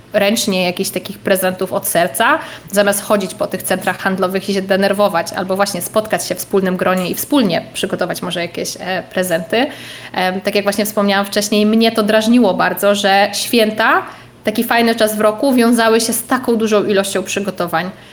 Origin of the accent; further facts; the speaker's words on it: Lublin Voivodeship, Poland; moved away; pochodzę z małej wsi na Lubelszczyźnie